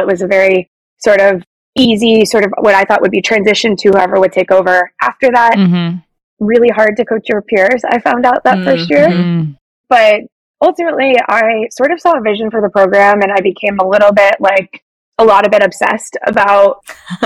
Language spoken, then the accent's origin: English; Toledo, Ohio, United States; I'm from Toledo, Ohio